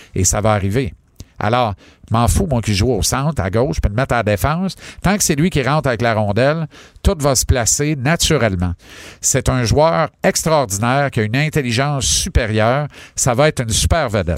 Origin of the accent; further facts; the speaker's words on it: Granby, Quebec, Canada; mon bled à Granby